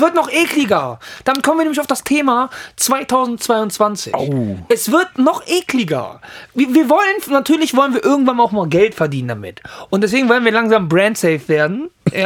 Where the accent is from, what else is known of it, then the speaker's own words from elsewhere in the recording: Italy; Für mich persönlich natürlich als Italiener